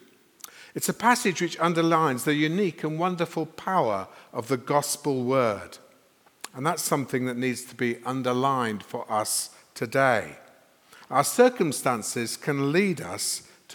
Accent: Sheffield, Yorkshire and the Humber, United Kingdom; moved away as an adult; also born or lived in London; now in Sheffield, United Kingdom; I was a minister in London for 30 years, but I grew up in Sheffield, so Christina and I have come back here

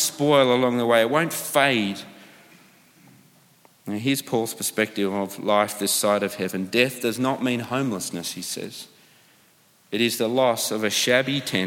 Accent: Australia; moved away; growing up in Australia

